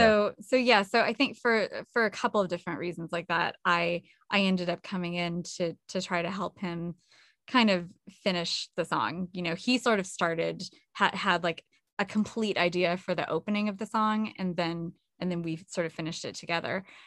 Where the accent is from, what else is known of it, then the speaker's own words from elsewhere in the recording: California, United States; I'm from California and, uh, not Southern California, but, um, not too far away